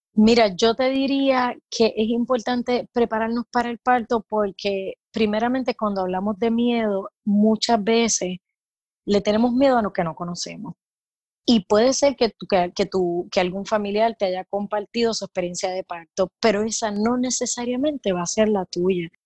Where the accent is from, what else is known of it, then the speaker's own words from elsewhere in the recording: Puerto Rico; also born or lived in California / Florida / Mexico; now in Tampa, United States; soy de Puerto Rico